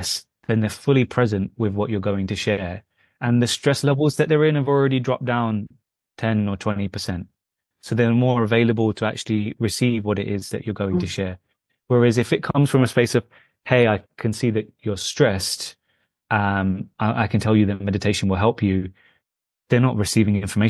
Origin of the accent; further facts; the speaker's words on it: London, United Kingdom; My background is Indian, from the north of India and Punjab, but I was born in London